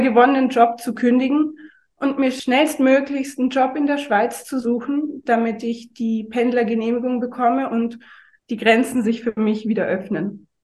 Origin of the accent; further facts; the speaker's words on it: Oberammergau, Bavaria, Germany; moved away; also born or lived in Munich / Dresden / Allgäu; Ich bin im Zugspitzland aufgewachsen, also südlich von München in Oberammergau